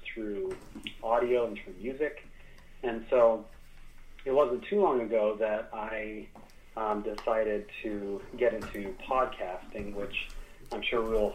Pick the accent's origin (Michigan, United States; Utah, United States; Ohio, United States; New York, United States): Utah, United States; I was born in Utah